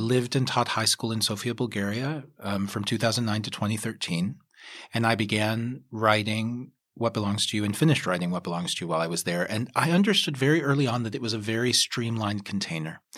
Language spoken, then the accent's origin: English; Kentucky, United States; I grew up in Kentucky